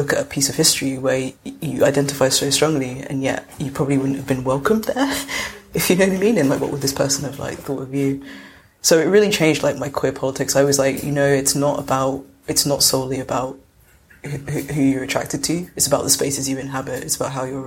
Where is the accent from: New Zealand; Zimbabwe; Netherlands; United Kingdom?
United Kingdom; London; I grew up in South London